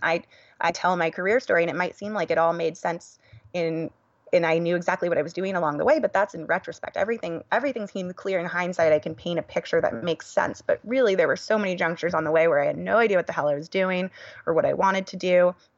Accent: Silicon Valley, California, United States; born and raised in California

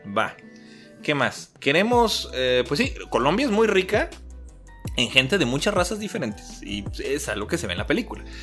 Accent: Mexico; yo que soy mexicano

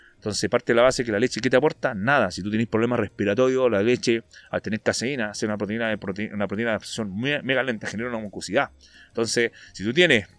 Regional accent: Antofagasta, Chile; soy de Antofa, no soy de Santiago

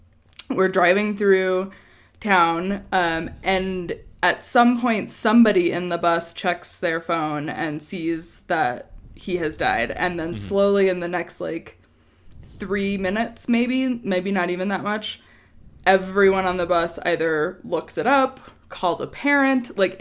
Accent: Wyoming, United States; moved away; also born or lived in Chicago; we grew up in Wyoming

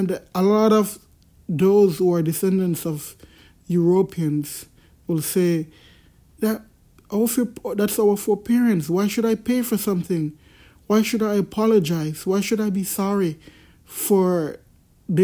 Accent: Jamaica; I'm from Jamaica

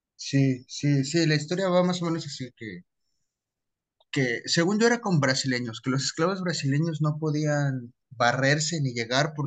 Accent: Mexico

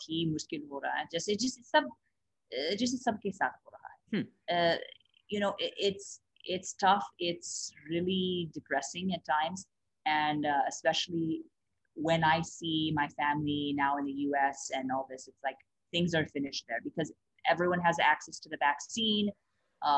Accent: United States; moved away as an adult; also born or lived in Haridwar, India; live in India as a as an American, as a foreigner

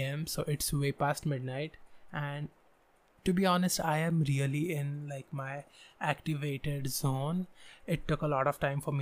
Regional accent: Pune, Maharashtra, India; I was born in a different town, but I literally grew in this town.

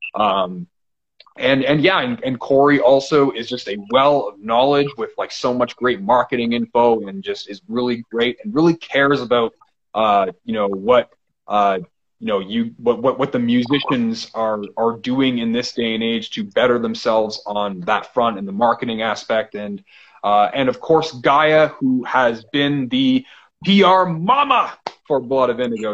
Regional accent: Canada; I'm Canadian

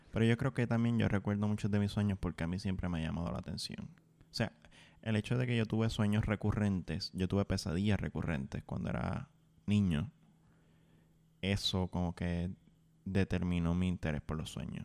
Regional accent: Puerto Rico; dentro de mi experiencia como puertorriqueño, dentro de Puerto Rico

